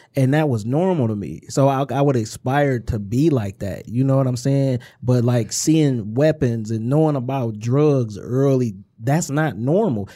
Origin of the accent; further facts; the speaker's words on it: Inkster, Michigan, United States; We, we are from Inkster. We grew up